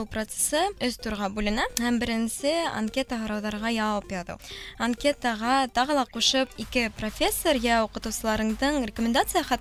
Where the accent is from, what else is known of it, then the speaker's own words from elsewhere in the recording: Ufa, Bashkortostan, Russia; moved away as an adult; now in Kazan, Russia; миңә 21 йәш һәм мин Өфөлә тыуып үҫкәнмен.